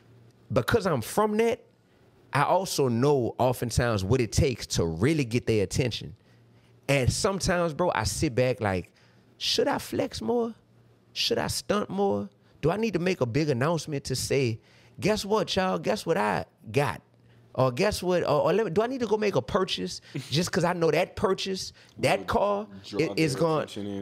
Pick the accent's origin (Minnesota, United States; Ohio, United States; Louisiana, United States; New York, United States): Louisiana, United States; New Orleans; But I'm from New Orleans, Louisiana, bro.